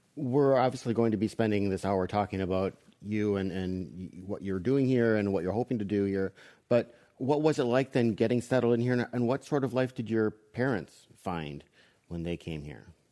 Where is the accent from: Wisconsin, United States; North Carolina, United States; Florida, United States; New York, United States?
Wisconsin, United States; moved away; my home state where I grew up was Wisconsin